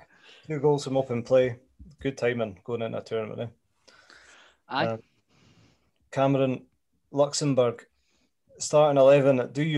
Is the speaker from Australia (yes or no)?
no; Scotland, United Kingdom; being Scottish